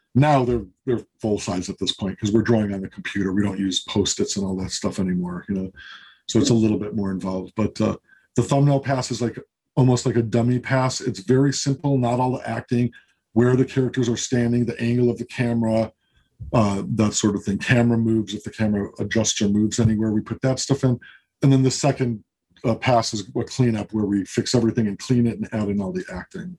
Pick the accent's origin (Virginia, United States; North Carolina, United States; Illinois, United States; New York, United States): Illinois, United States; Chicago; moved away; I'm from Chicago originally.